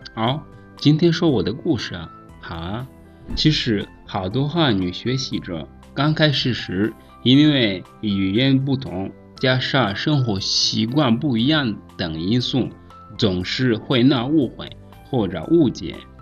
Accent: Rwanda; Chinese is a second language; 我是来自罗安达的

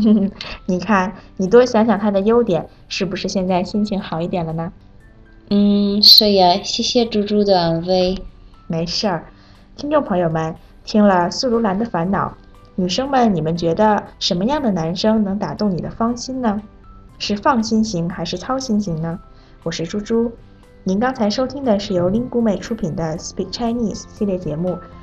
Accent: Kazakhstan; Chinese is a second language; 我是来自哈萨克斯坦的

